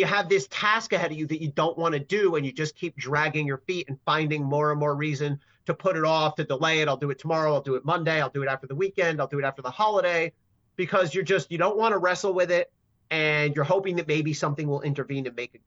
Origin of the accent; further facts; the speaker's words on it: New Jersey, United States; I'm from Jersey, and I live in Jersey now